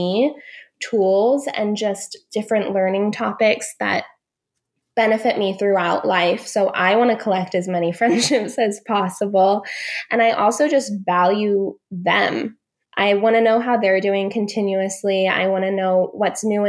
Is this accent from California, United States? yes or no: yes; Northern California, United States; moved away as an adult; also born or lived in Sydney, Australia; now in Seattle, United States; I'm originally from Northern California